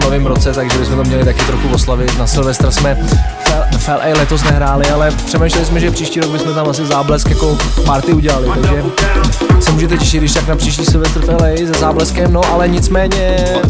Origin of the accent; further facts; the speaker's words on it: Czechia; tady u nás v Čechách